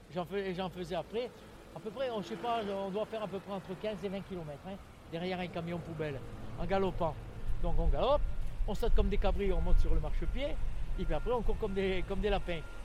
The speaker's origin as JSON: {"language": "French", "town": "Lens", "region": "Hauts-de-France", "country": "France", "tie": "born or raised there", "moved": "yes", "lives_now": "Toulouse, France", "said": "je suis né à Lens dans le Pas-de-Calais"}